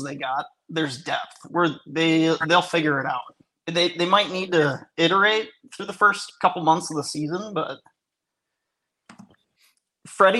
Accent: Racine, Wisconsin, United States; I'm from Racine

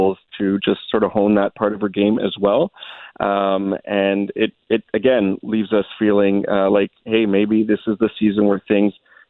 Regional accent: Canada; I'm Canadian

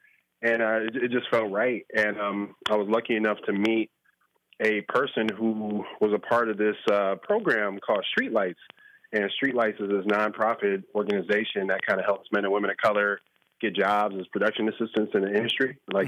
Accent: Chicago, Illinois, United States; football growing up in Chicago was kind of that for me.

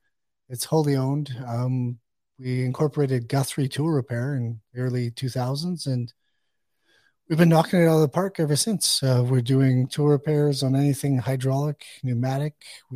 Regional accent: Fort McMurray, Alberta, Canada; Fort McMurray, Alberta.

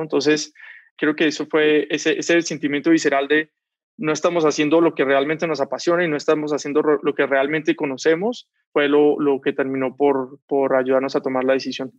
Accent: Cali, Valle del Cauca, Colombia; moved away as an adult; now in Mexico; Soy de Cali, en Colombia

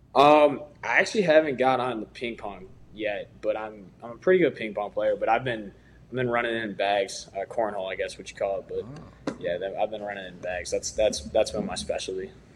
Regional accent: Chicago, Illinois, United States; I'm from Chicago area

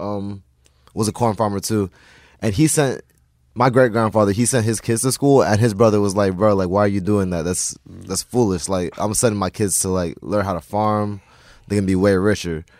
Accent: Texas, United States; also born or lived in Ghana; growing up in Texas

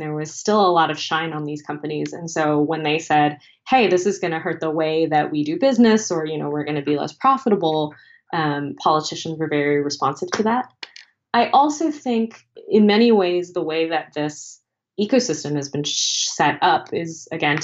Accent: United States; as an American

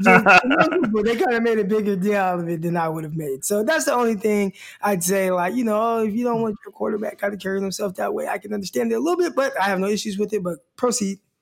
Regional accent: Stockton, California, United States; also born or lived in Arkansas; my hometown, Stockton, California.

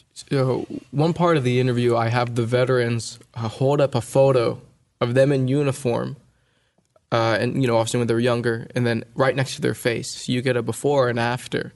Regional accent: California, United States; my sister and I were born and raised in California

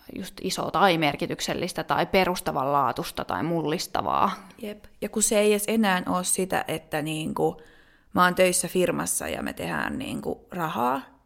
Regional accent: Finland; moved away as an adult; also born or lived in Denmark; mä muutin Suomesta Tanskaan

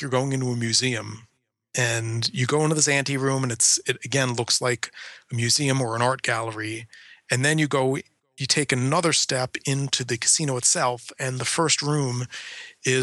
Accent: Atlantic City, New Jersey, United States; growing up in Atlantic City, being surrounded by gambling

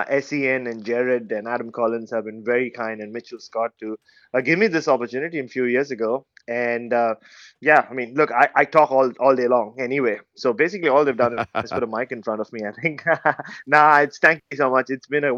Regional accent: India; moved away as an adult; now in Adelaide, Australia; I'm originally from India, as you know. I covered Indian cricket for a long, long time, writing for a newspaper back in India. And then I moved 5 years ago to the beautiful city of Adelaide

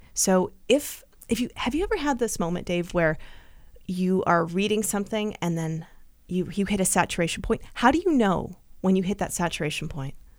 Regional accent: Vancouver, British Columbia, Canada; moved away as an adult; also born or lived in Nanaimo; I'm originally from Vancouver

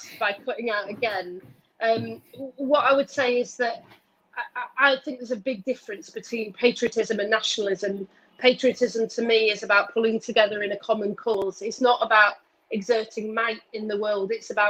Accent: Wigan, North West England, United Kingdom; my hometown of Wigan

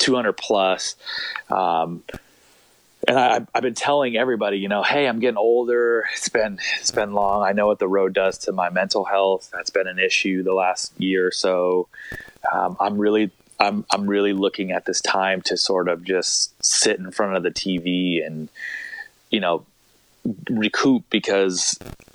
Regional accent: Long Beach, California, United States; also born or lived in La Jolla, California; I grew up in Long Beach, California

